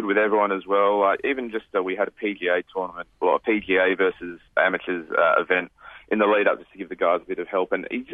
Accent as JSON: {"language": "English", "region": "Western Australia", "country": "Australia", "said": "I think parochial is the absolute, that's the word for us over here"}